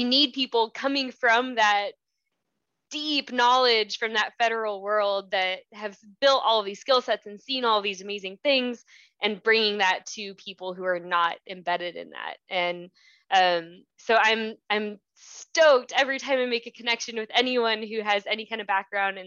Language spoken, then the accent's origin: English; Southern California, United States; I grew up in Southern California